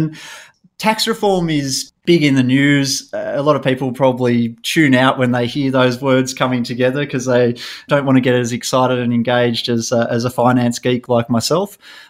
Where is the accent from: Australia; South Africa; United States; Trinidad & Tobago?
Australia; Canberra, Australian Capital Territory; also born or lived in Melbourne; So people who know me know that I'm from Canberra, Canberra born and bred. I do spend half my life in Melbourne and half my life in Canberra